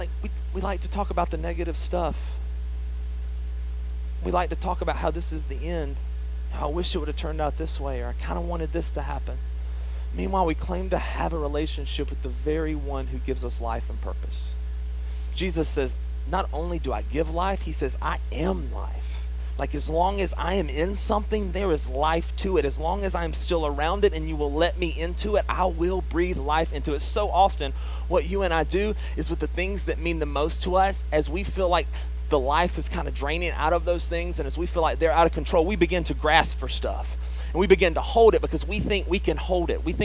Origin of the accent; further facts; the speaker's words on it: the South, United States; accent: southern; my southern accent